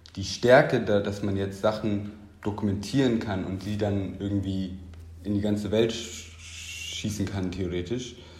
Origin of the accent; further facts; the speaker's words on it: Munich, Bavaria, Germany; Ich bin ja in München aufgewachsen